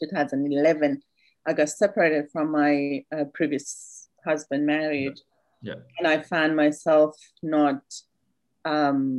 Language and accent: English; Iran; now in Australia; I'm from Iran, came to Australia about 21 years ago as a refugee.